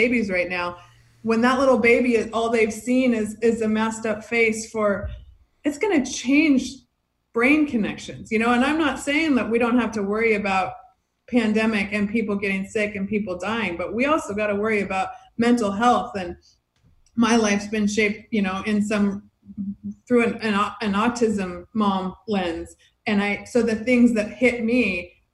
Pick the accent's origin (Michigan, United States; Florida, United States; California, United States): California, United States; Fresno; also born or lived in Hermosa Beach, California; now in Redondo Beach, United States; I grew up in Fresno